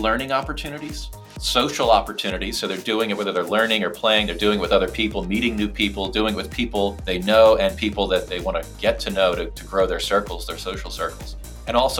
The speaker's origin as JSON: {"language": "English", "town": "Philadelphia", "region": "Pennsylvania", "country": "United States", "tie": "born or raised there", "said": "I'm from Philadelphia. I grew up in a middle class neighborhood that was about a 20-minute walk from the nearest municipal golf course"}